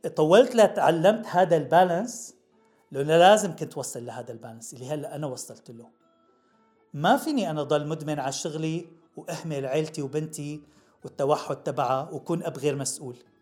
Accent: Damascus, Damascus Governorate, Syria; moved away as an adult; now in United States; من صغرنا الواحد بيندعك بالشام وبيشتغل بالصيف

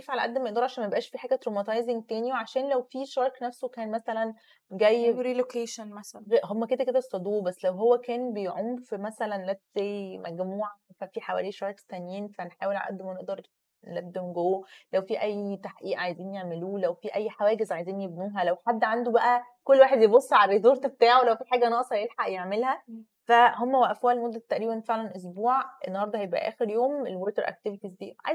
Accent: Egypt

